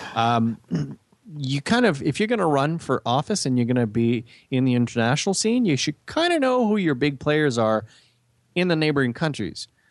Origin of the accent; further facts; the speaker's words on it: Canada; we know as Canadian